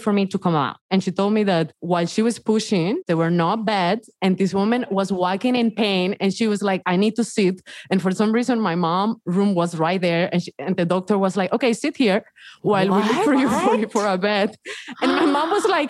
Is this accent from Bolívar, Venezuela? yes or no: yes; Ciudad Guayana, Bolívar, Venezuela; now in Los Angeles, United States; I was born in the 90s in Venezuela in a city called Ciudad Guayana